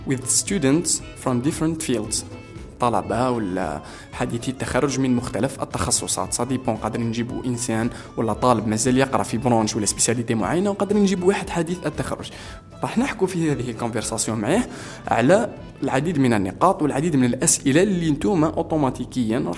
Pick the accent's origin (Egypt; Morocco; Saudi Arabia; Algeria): Algeria; يعني بالنسبه لنا نحن كجزائريين قدر ما نقدروش نوفروه على جوجل بودكاست